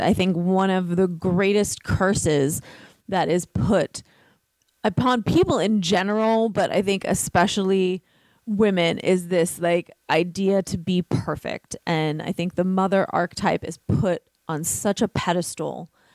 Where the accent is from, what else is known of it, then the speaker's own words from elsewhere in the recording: New York City, New York, United States; I was raised in Brooklyn, uh, an Italian Catholic family.